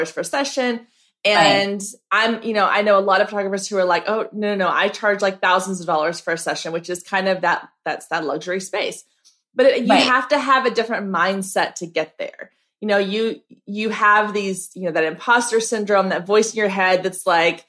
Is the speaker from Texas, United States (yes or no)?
yes; Waco, Texas, United States; I'm here in Texas. I grew up in Waco.